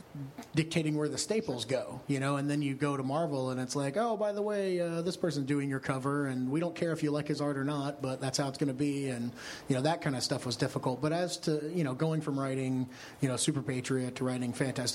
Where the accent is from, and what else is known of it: Kentucky, United States; born or raised there